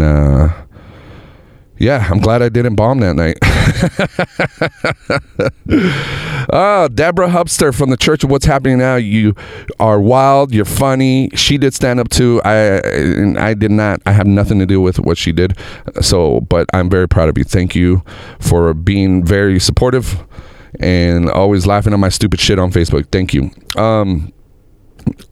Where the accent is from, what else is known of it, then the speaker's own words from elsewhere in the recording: United States; I'm an American